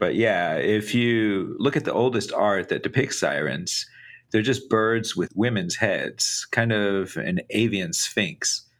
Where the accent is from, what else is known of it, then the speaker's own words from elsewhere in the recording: Central Texas, United States; growing up in Central Texas.